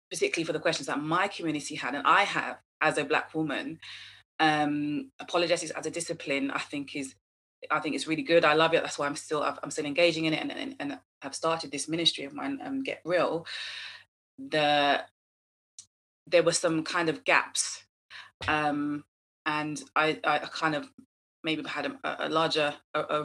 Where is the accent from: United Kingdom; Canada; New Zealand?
United Kingdom; I'm Black British, my parents are Caribbean